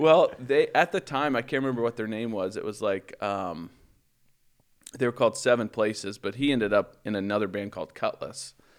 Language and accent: English; Baldwin City, Kansas, United States; moved away; grew up in, in Baldwin City